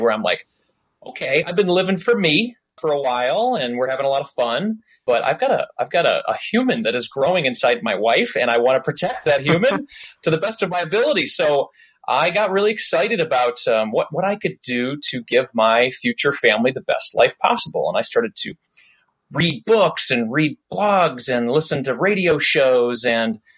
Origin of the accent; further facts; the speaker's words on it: suburb of Detroit, Michigan, United States; I grew up just outside of Detroit in a nice suburb.